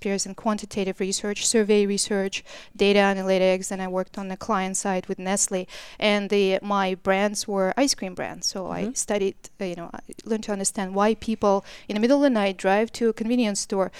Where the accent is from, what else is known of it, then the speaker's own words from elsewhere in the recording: Canada; What I'm saying, you're because I'm Canadian.